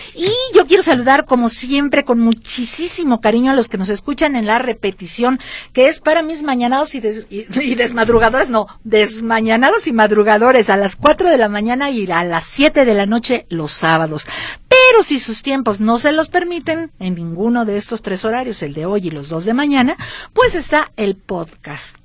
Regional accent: Michoacán, Mexico; now in Guadalajara, Mexico; en mi tierra, en Michoacán

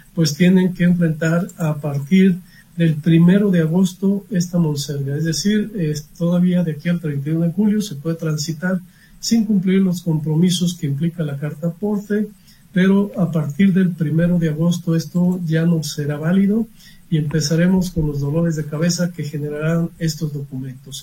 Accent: Mexico; como buenos mexicanos

